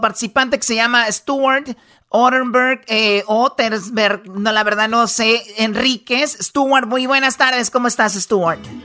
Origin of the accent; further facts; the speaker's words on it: Mexico; somos mexicanos